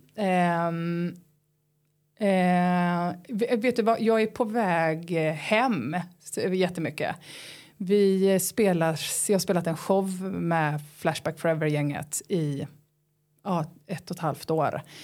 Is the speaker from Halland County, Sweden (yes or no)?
yes; Halland County, Sweden; jag är från Halland